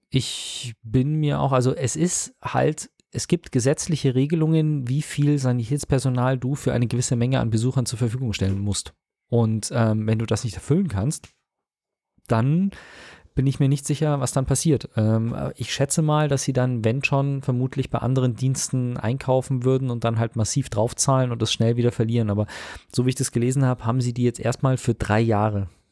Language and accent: German; Munich, Bavaria, Germany; ich schimpf mich ja gebürtiger Münchner